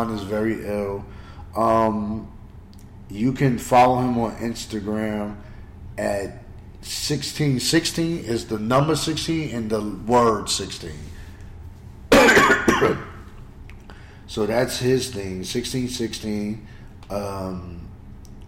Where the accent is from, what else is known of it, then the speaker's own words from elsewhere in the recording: Roosevelt, United States; my hometown, Roosevelt.